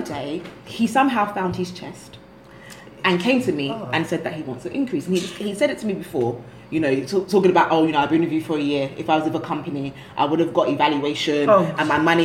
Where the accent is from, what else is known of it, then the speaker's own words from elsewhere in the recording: London, United Kingdom; now in Lagos, Nigeria; not only am I from Peckham, I'm Jamaican